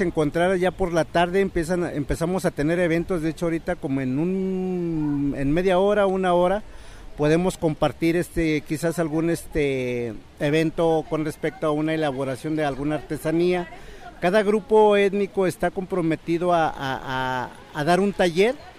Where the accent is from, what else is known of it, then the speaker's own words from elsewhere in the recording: northern State of Mexico, Mexico; first language Mazahua; Spanish is a second language; also born or lived in Guadalajara, Jalisco; Soy originario del Estado de México, norte del Estado de México